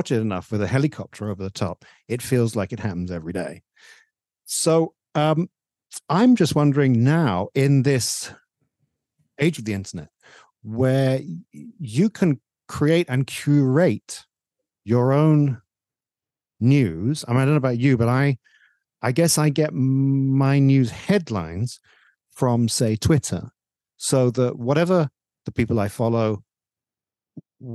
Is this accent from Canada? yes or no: no; England, United Kingdom; moved away; When I was growing up in England, there were four TV stations